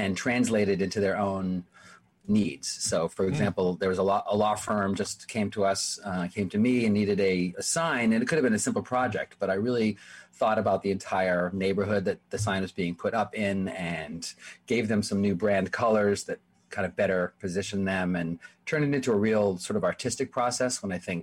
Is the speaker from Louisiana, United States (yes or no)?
no; Framingham, Massachusetts, United States; moved away as an adult; also born or lived in Jerusalem / New York; growing up in Framingham